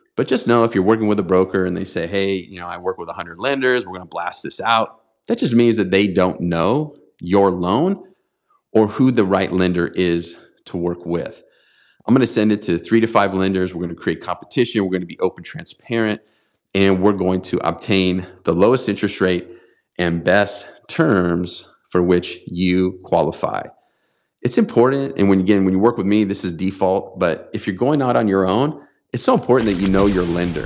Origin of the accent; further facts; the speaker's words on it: San Diego, California, United States; here in my hometown of San Diego